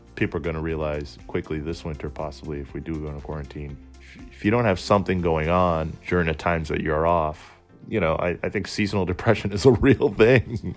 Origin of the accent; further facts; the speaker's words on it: Somerville, Massachusetts, United States; also born or lived in Cambridge, Massachusetts; I'm from Somerville, Massachusetts, uh, born in Cambridge, raised in Somerville.